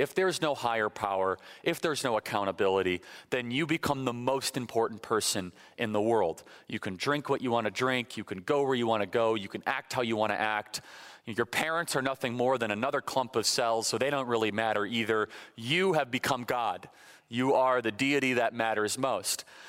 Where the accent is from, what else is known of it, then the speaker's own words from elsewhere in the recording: Illinois, United States; moved away; I'm originally from Illinois, born and raised.